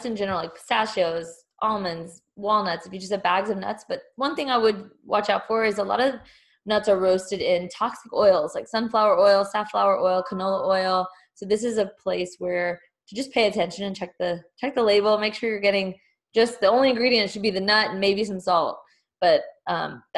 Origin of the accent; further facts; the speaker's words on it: Texas, United States; also born or lived in Denver / Houston; now in Austin, United States; I'm originally from Texas. So it feels really good to be coming back home.